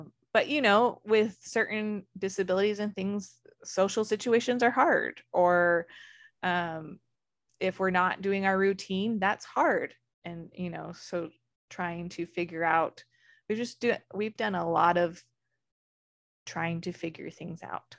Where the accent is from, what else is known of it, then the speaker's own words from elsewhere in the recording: Arizona, United States; I grew up in Arizona